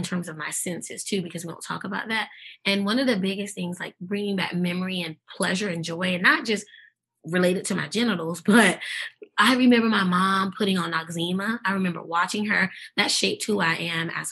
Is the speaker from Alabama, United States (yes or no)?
no; New York City, New York, United States; accent: Brooklyn; moved away; also born or lived in Eastern North Carolina; I'm always going to keep my Brooklyn roots. And if you make me angry enough, you will hear the Brooklyn accent.